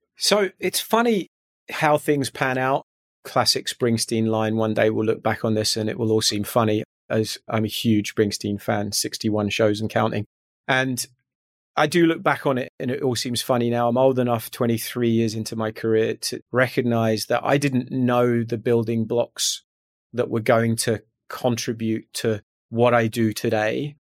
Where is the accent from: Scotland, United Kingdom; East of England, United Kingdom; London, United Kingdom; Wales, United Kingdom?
Scotland, United Kingdom; just outside Glasgow, West Central; moved away as an adult; I grew up in strangely West Central Scotland, just outside Glasgow, for the first eighteen years of my life